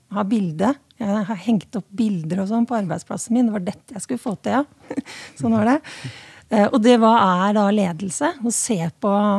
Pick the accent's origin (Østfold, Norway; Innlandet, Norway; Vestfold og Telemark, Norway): Innlandet, Norway; Hedmarken; nå kommer jeg fra Hedmarken, og der sier vi 'slækk har vi gjort i alle år'